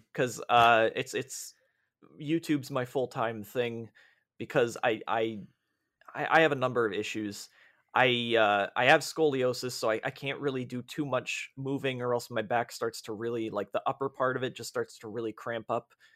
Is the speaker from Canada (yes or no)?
yes; Canada